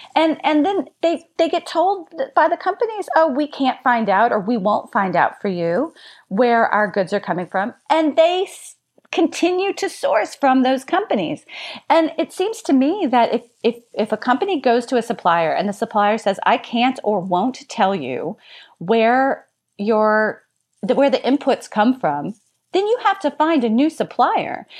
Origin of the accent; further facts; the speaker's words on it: Louisiana, United States; my home state of Louisiana